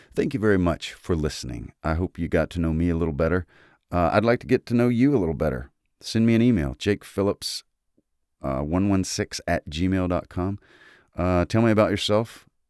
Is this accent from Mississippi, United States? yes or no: yes; Mississippi, United States; I am from Mississippi.